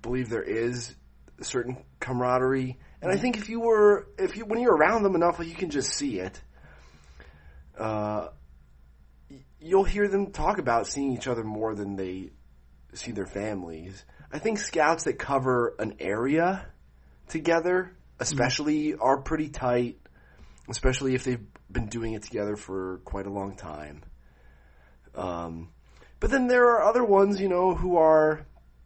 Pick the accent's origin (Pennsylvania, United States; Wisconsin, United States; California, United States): Pennsylvania, United States; Catasauqua; In my hometown, I'm pretty sure there's still a weird, like, VHS DVD rental place on Front Street in Catasauqua